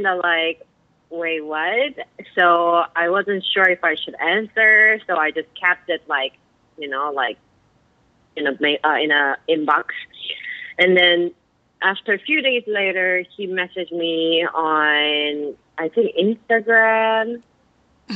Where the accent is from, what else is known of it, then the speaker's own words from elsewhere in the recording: South Korea; moved away as an adult; now in New York, United States; I'm from South Korea